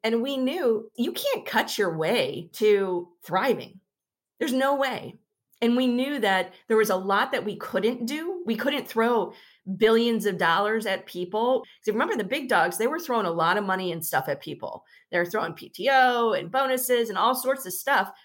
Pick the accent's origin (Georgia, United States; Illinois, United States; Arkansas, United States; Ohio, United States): Illinois, United States; suburbs of Chicago; now in Dallas, United States; I grew up in the Midwest, suburbs of Chicago